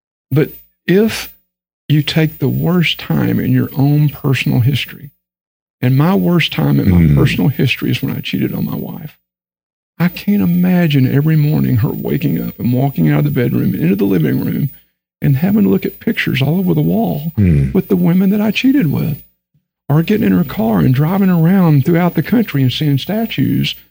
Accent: Texas, United States; accent: Texan; I grew up in Texas. So I've got that language barrier thing going on too. I mean, like English is my second language, okay? Because I talk Texan.

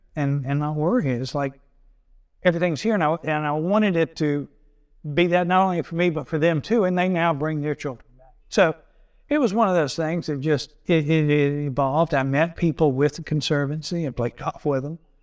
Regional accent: Augusta, Georgia, United States; now in Kiawah Island, United States; I grew up in outside Augusta, Georgia, rural setting, the typical dead end dirt road.

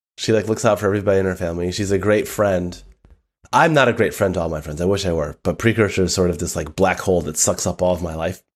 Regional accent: Southfield, Michigan, United States; moved away; I grew up in the northern suburbs of Detroit

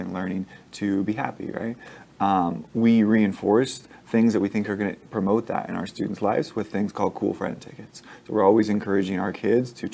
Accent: Las Vegas, Nevada, United States; I'm born and raised in Las Vegas. Went to Durango High School

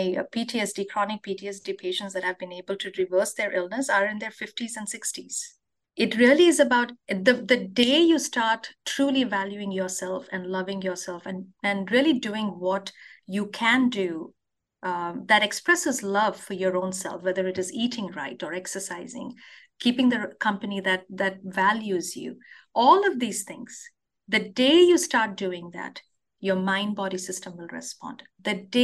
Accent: India; moved away as an adult; now in Wisconsin, United States; I grew up in India

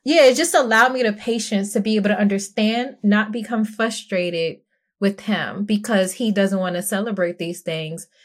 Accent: New York City, New York, United States; I'm from Brooklyn, New York, and I'm not from the nice part of Brooklyn

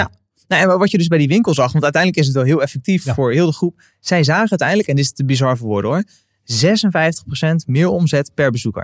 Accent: Westland, South Holland, Netherlands; ik kom uit het Westland

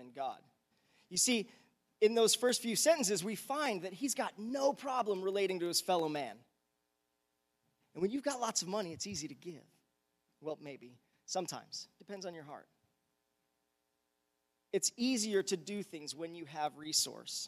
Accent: United States

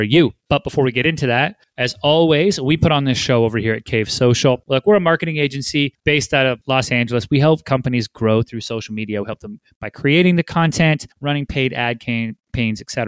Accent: British Columbia, Canada; my hometown, British Columbia, actually Richmond, British Columbia. I'm from a suburb over

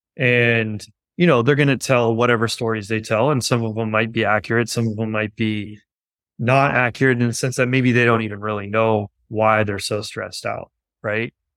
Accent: Los Angeles, California, United States; grew up in West Los Angeles.

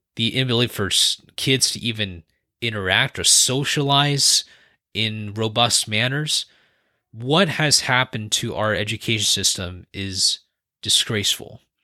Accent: San Francisco Bay Area, California, United States; born and raised in the San Francisco Bay Area

